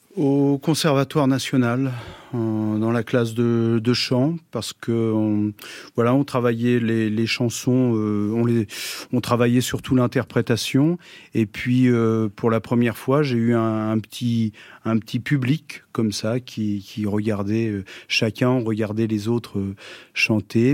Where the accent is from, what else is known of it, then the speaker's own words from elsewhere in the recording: Toutainville, Normandy, France; also born or lived in Pont-Audemer; ma jeunesse, c'était en Normandie, à Toutainville, un petit village. Je suis né à Ponto de Mer.